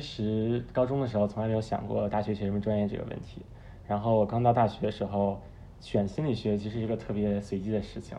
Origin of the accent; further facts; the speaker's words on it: Beijing, China; moved away as an adult; also born or lived in New York; 高中在国内念，念的在北京，然后大学是在美国东海岸的纽约大学